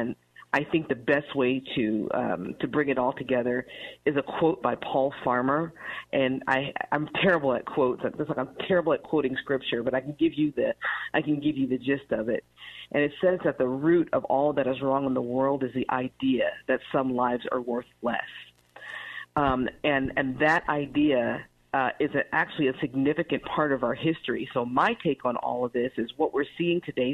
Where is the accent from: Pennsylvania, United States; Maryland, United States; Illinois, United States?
Illinois, United States; Chicago; I was born in Chicago, Illinois, but my family is from Mississippi and Louisiana